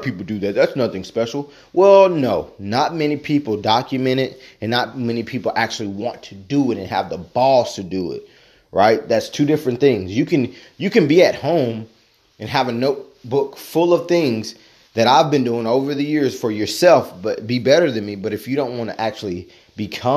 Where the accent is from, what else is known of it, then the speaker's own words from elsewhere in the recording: Tennessee, United States; moved away; I am a Tennessean. I was born in Tennessee, spent some time in some other places